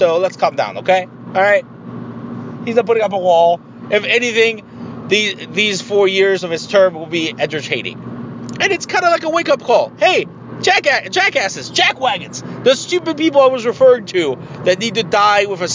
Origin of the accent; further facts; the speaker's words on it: Tijuana, Baja California, Mexico; now in United States; I'm from Tijuana